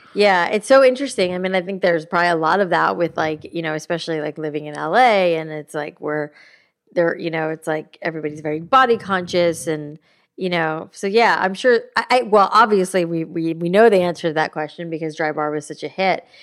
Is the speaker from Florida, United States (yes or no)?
yes; South Florida, United States; I grew up in South Florida